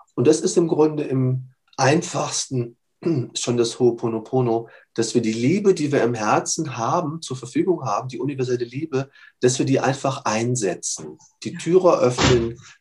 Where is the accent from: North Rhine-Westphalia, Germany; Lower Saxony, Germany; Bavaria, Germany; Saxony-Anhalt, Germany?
Bavaria, Germany; also born or lived in Munich; Wir konnten bei uns in Bayern sowohl 12 wie 13 beide machen